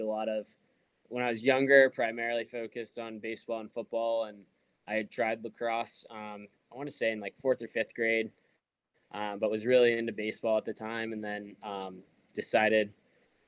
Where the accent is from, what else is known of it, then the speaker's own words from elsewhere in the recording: Pittsburgh, Pennsylvania, United States; moved away as an adult; also born or lived in Utah; being from Pittsburgh, growing up in Pittsburgh and never really leaving here